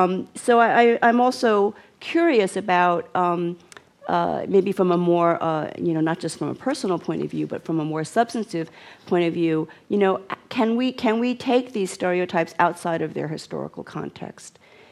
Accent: New Jersey, United States; I grew up in New Jersey, and I think perhaps it makes a difference that Professor … did not grow up in this country, and I did.

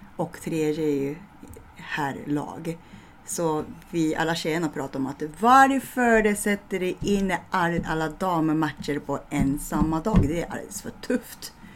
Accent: Japan; Swedish is a second language; moved away as an adult; also born or lived in Medåker, Sweden; now in Stockholm, Sweden; när jag var dagisbarn, så jag kollade på TVn när jag bodde i Japan

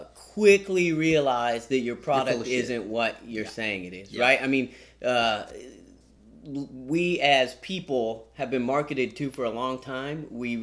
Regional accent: Fresno, California, United States; We're from Fresno, California, and that's mostly where we're doing our work.

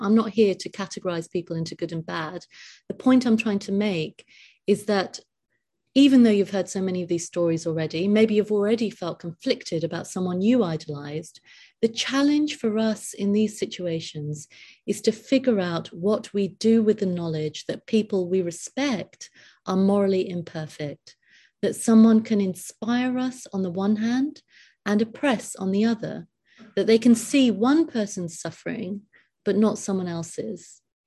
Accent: United Kingdom; I'm completely British

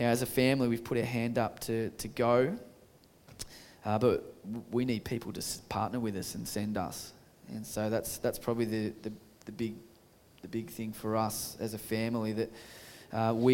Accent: Australia; Aussies, my own people

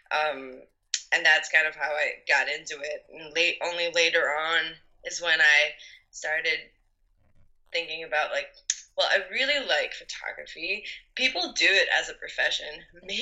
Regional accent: north of Belgium, Belgium; I am 25 years old and I am from Belgium. I um, grew up on the countryside in the north of Belgium

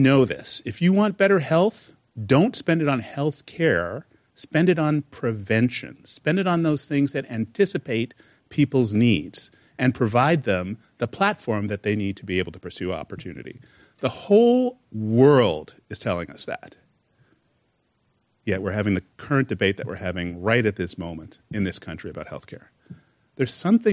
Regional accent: Canada; also born or lived in United States; now in California, United States; I was actually born in the United States. My parents just took me to Canada at a very young age.

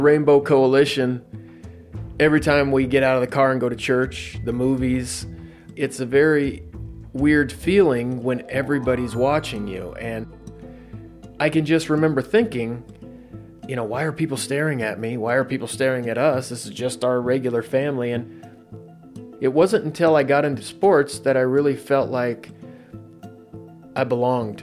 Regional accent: Southern Oregon, United States; growing up in Southern Oregon

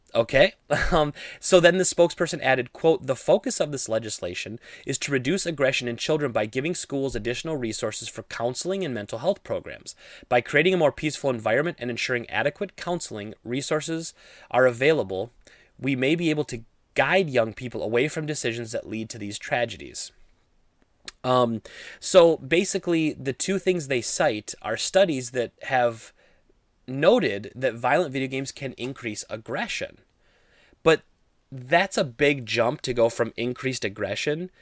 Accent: Midwest, United States; I grew up in the Midwest.

